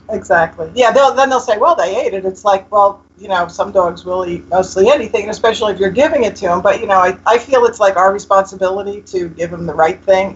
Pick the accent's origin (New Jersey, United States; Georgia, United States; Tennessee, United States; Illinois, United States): New Jersey, United States; I'm from North Jersey originally and just around the corner from you guys